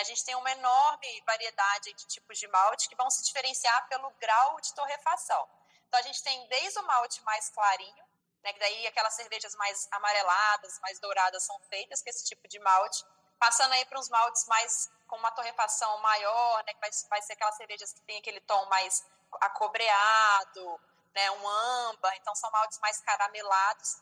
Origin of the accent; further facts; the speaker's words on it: Viçosa, Minas Gerais, Brazil; now in Ribeirão Preto, Brazil; eu sou mineira, sou de Viçosa, Minas Gerais, mas moro atualmente aqui em Ribeirão Preto, que fica no estado de São Paulo